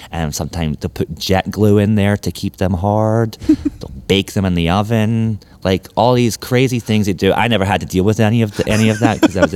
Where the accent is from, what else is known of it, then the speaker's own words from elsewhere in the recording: Memphis, Tennessee, United States; also born or lived in Scotland; Um, but I grew up in Memphis. Like became an adult here.